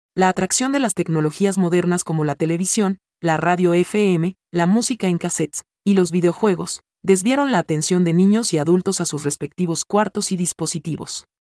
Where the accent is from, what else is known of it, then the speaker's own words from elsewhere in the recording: Dominican Republic; moved away; also born or lived in Florida / Texas / Georgia / Alabama; cuando era niño en la República Dominicana, sufrí cortes de energía eléctrica con bastante frecuencia